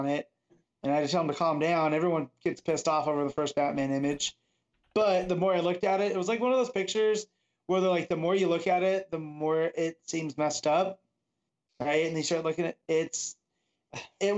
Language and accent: English; Anderson, United States; my hometown is getting a minor league hockey team, and they announced the name of it. And it's just the Silver Knights, the Anderson Silver Knights